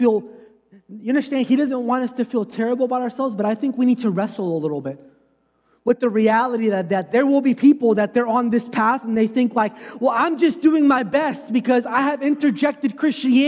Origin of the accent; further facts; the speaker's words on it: United States; I'm American